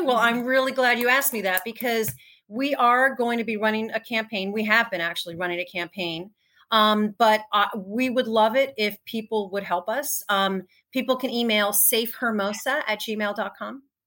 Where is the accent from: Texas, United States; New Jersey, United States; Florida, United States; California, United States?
New Jersey, United States; moved away as an adult; also born or lived in New York; now in Los Angeles, United States; I grew up in New Jersey, spent a lot of time in New York.